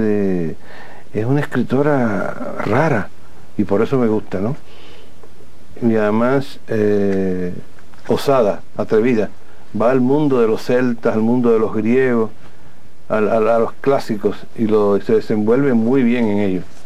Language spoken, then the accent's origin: Spanish; Cuba; nosotros los cubanos